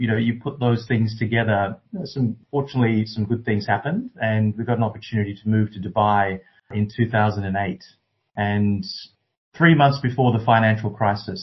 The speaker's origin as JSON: {"language": "English", "town": "Canberra", "region": "Australian Capital Territory", "country": "Australia", "tie": "born or raised there", "also_born_or_lived": "Sri Lanka"}